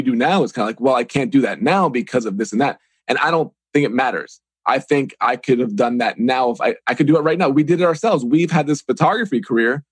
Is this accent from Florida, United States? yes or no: no; Long Island, New York, United States; moved away as an adult; also born or lived in Evansville; now in Pittsburgh, United States; I grew up on Long Island, New York